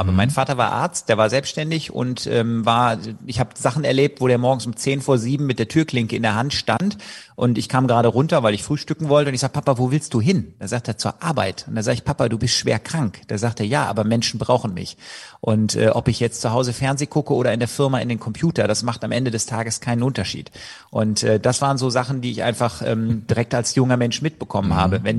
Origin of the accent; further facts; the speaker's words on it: Leverkusen, North Rhine-Westphalia, Germany; ich komme ja aus Leverkusen, was bei Köln liegt und da ist Karneval groß